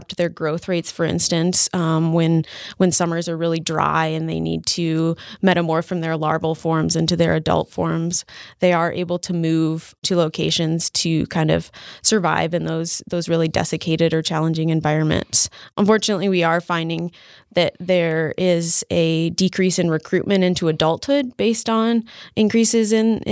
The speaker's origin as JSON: {"language": "English", "area": "Boundary Waters Wilderness", "region": "northern Minnesota", "country": "United States", "tie": "born or raised there", "said": "I grew up near the Boundary Waters Wilderness in northern Minnesota"}